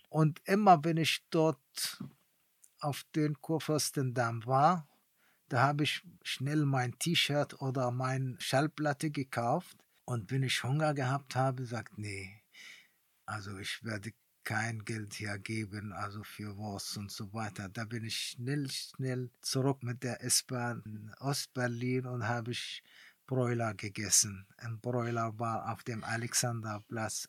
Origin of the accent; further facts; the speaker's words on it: Palestine; German is a second language; moved away as an adult; also born or lived in East Germany; als Palästinenser